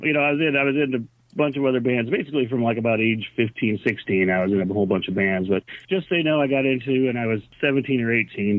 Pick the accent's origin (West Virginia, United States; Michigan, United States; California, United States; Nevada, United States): Michigan, United States; Charlotte; also born or lived in Oak Park, Michigan; then about '72 or so, I think we moved to beautiful Charlotte, Michigan, which you've never heard of.